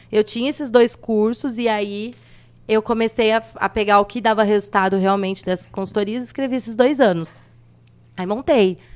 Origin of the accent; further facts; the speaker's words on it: Andradina, São Paulo, Brazil; now in São José do Rio Preto, Brazil; Eu vim de Andradina e, e aqui que eu fiz tudo, fiz faculdade, abri empresa